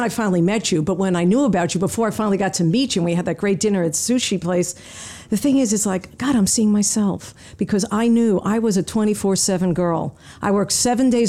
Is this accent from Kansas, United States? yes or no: no; Long Island, New York, United States; moved away as an adult; also born or lived in Seattle; I grew up on Long Island, middle-class family